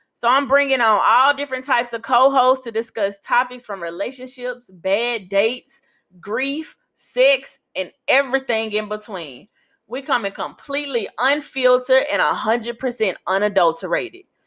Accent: Memphis, Tennessee, United States; now in New Orleans, United States; I am a born and raised Memphian

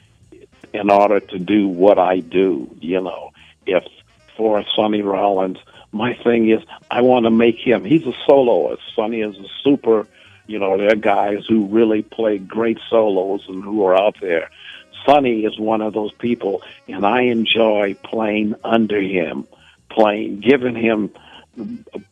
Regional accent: Evanston, Illinois, United States; moved away as an adult; also born or lived in Chicago; now in New York, United States; I was born in Evanston, Illinois.

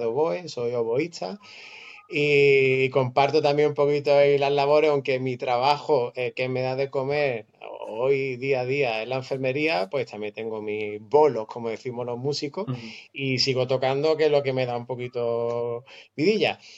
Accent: Málaga, Andalusia, Spain; vivo en Málaga, nacido en Málaga, de madre argentina

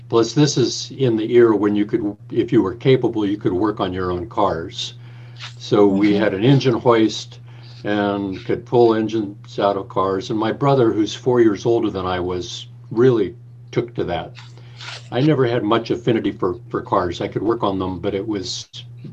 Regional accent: Fresno, California, United States; moved away as an adult; now in San Francisco, United States; I grew up in the Central Valley of California, in Fresno, California

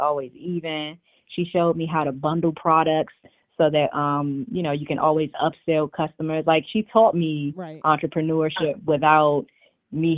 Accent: Washington, District of Columbia, United States; moved away as an adult; also born or lived in New York; now in Arlington, United States; I was born and raised in Washington, D.C.

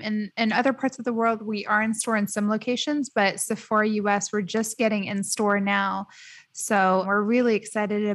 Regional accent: United States; moved away as an adult; now in Dubai, United Arab Emirates; I grew up in the States. So like when I moved to Dubai

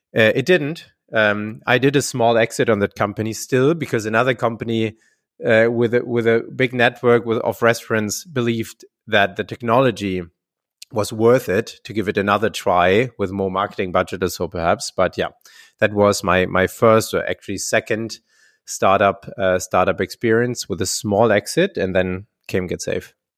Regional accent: Heidelberg, Baden-Württemberg, Germany; my, my hometown, where Getafe is also based, Heidelberg, a very beautiful, uh, old city in, in, in, in Germany

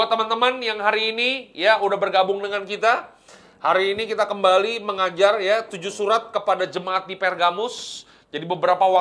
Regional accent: North Sumatra, Indonesia; ya terus kami orang Batak makanan

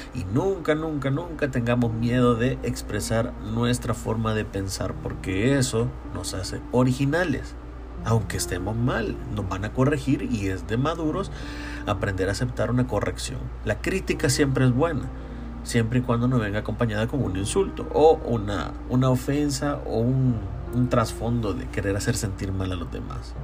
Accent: San Salvador, El Salvador; yo soy de San Salvador

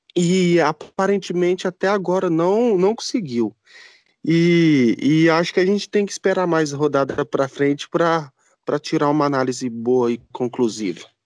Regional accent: Brazil; E eu, sendo brasileiro

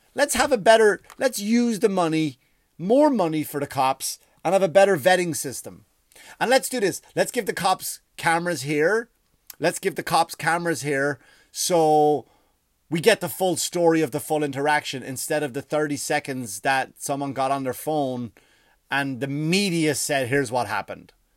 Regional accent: Ireland; moved away; I grew up in Ireland

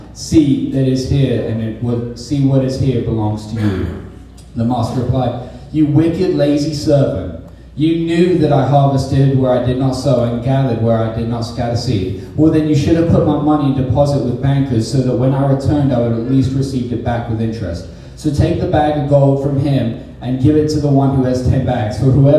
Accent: England, United Kingdom; Obviously, I'm from England, so I know about pounds, and I know about euros

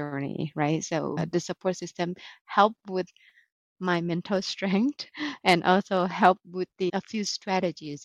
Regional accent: Bangkok, Thailand; now in Novi, United States; originally from Bangkok, Thailand. And I have been in the US since end of 2014

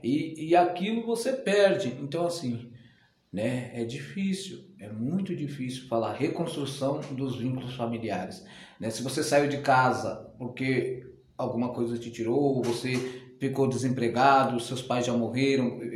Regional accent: São Paulo, Brazil; Eu sou nascido em São Paulo, né, paulistano

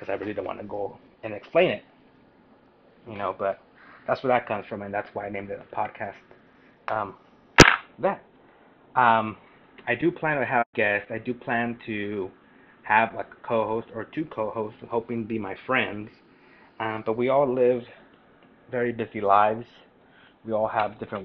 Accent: Parlier, California, United States; also born or lived in Fresno, California; I was born in Fresno, raised in Parlier

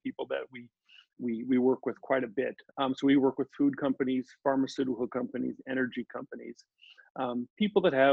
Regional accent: Omaha, Nebraska, United States; moved away as an adult; also born or lived in St. Louis, Missouri; Grew up in Omaha, Nebraska, ended up going to University of Nebraska

